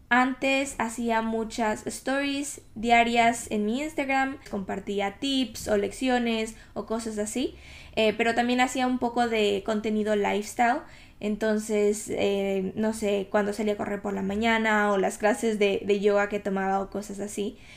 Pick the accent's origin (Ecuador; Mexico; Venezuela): Ecuador; now in United Kingdom; Obviamente vine de Ecuador al Reino Unido, a Inglaterra, hace cuatro años básicamente, y han pasado tantas cosas, han cambiado tantas cosas